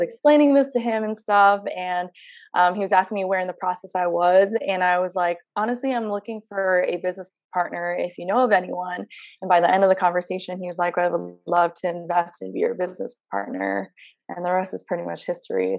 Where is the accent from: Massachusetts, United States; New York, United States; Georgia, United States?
New York, United States; moved away as an adult; I'm born and raised in New York